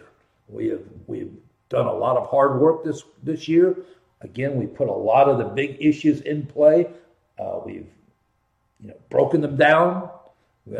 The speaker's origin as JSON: {"language": "English", "town": "Columbus", "region": "Ohio", "country": "United States", "tie": "born or raised there", "said": "I grew up in Columbus, went there in the 70s"}